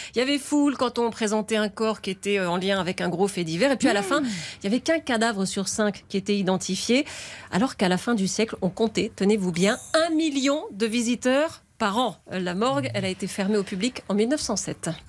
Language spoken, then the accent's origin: French; France; Chez nous en France